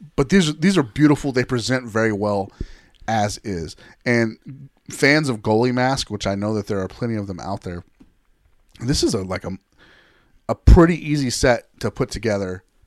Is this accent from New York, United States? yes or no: no; Texas, United States; also born or lived in Denver; I'm a boy from Texas